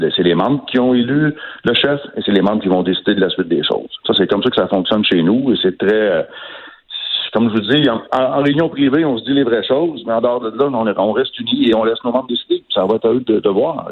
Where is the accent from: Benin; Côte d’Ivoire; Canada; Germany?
Canada; Quebec; chez nous, au Québec